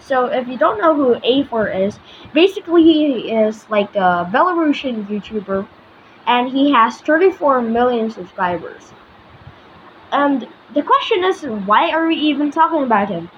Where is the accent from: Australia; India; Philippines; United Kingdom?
Philippines; I'm from the Philippines, so we have islands on the ocean